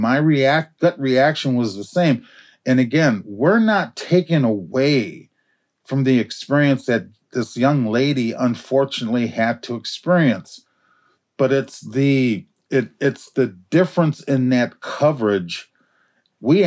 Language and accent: English; Minneapolis, Minnesota, United States; We lived in North Minneapolis at the time